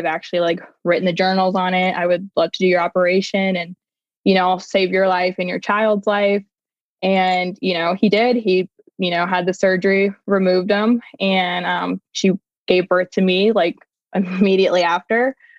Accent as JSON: {"language": "English", "town": "Fort Smith", "region": "Arkansas", "country": "United States", "also_born_or_lived": "Miami", "moved": "as an adult", "said": "So I'm from Fort Smith"}